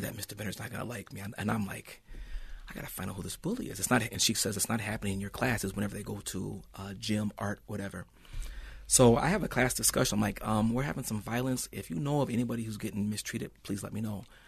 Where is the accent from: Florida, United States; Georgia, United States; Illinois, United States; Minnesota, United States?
Minnesota, United States; Saint Paul; I'm born and raised in Saint Paul